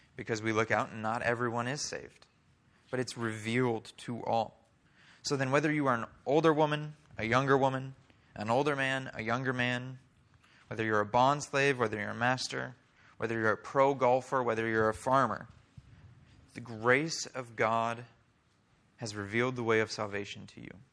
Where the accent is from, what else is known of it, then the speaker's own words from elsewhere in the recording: Oklahoma, United States; also born or lived in Iowa; We moved to Oklahoma when I was seven